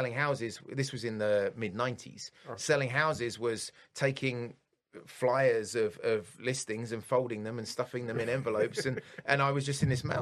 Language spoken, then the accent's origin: English; Bury St Edmunds, East of England, United Kingdom; now in Detroit, United States; I was born in England, and I lived about 2.5 hours outside of London in this fabulous little place called Bury St. Edmunds, which is when I was a kid growing up